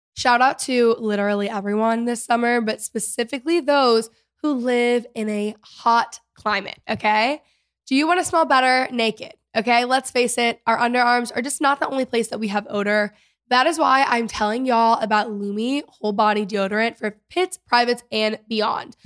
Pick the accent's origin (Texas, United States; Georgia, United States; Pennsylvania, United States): Texas, United States; I'm a Texan, you know, like, I grew up here.